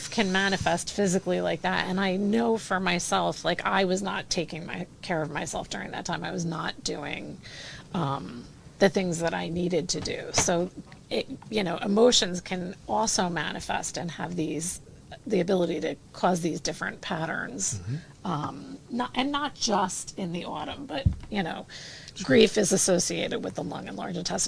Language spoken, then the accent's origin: English; New Jersey, United States; I'm from Jersey.